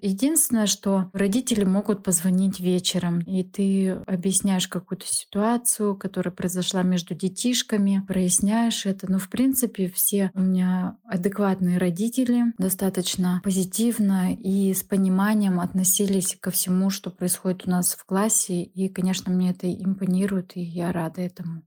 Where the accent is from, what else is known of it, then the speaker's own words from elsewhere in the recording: Saint Petersburg, Russia; Мне 33 года. Я из Санкт-Петербурга.